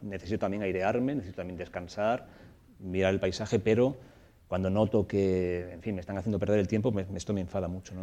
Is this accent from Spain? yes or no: yes; Torrijos, Castilla-La Mancha, Spain; el pueblo en el que me crié, en Torrijos, en la, provincia de Toledo